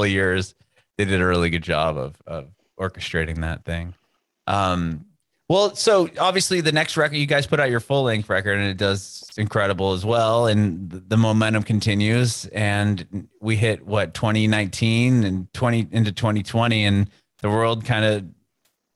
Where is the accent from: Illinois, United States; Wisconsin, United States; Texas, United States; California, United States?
California, United States; San Diego; moved away as an adult; now in Nashville, United States; growing up and being born and raised in San Diego